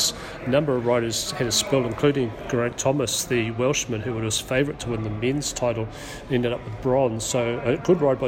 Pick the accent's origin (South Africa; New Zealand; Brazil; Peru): New Zealand; I was from New Zealand